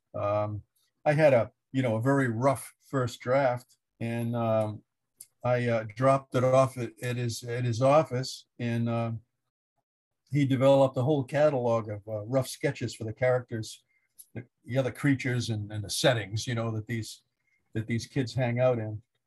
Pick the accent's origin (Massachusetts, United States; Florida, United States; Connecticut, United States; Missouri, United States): Massachusetts, United States; Orleans; I grew up in the Lower Cape in Orleans